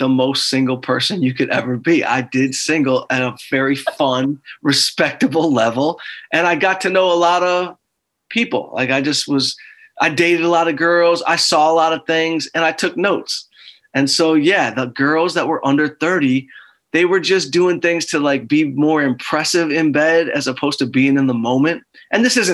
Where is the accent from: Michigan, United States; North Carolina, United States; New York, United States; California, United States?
Michigan, United States; Detroit; moved away as an adult; now in Los Angeles, United States; We're both from Detroit